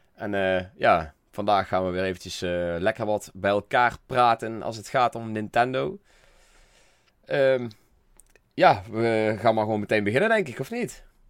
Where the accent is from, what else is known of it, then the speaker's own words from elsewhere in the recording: North Brabant, Netherlands; accent: Brabants; mijn Brabantse stem